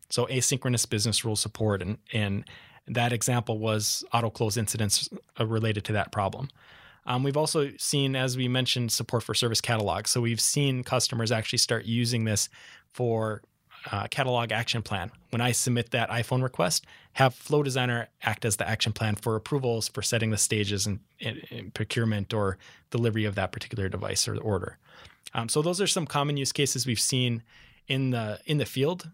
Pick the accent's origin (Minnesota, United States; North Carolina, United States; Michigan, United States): Minnesota, United States; Minneapolis; accent: Midwest; moved away as an adult; now in San Diego, United States; Midwest. So you'll catch the accent, but I'm from Minneapolis